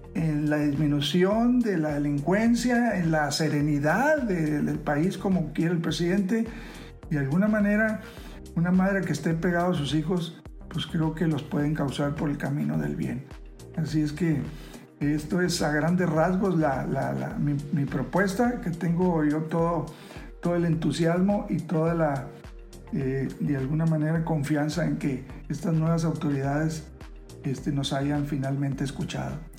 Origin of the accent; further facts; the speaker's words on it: Mexico; todos somos mexicanos